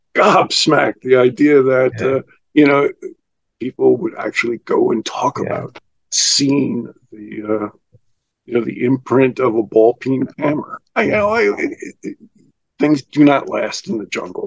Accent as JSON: {"language": "English", "country": "United States", "said": "I'm an American"}